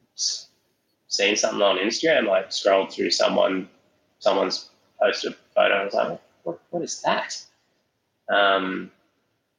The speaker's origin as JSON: {"language": "English", "town": "Alice Springs", "region": "Northern Territory", "country": "Australia", "moved": "yes", "lives_now": "Blue Mountains, Australia", "said": "I'm more from Alice Springs"}